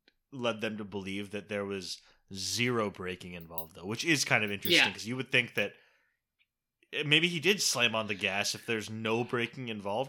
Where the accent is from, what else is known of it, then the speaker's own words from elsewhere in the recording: Southern California, United States; now in Chicago, United States; Fun fact about me, I grew up in Southern California, live in Chicago now